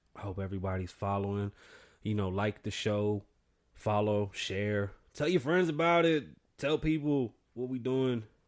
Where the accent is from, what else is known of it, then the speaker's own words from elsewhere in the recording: New York, United States; now in Las Vegas, United States; I'm from New York. I'm Puerto Rican